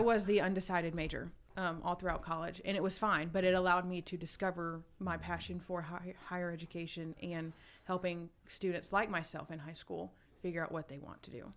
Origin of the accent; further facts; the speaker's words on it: Douglasville, Georgia, United States; I grew up in Douglasville, just one county over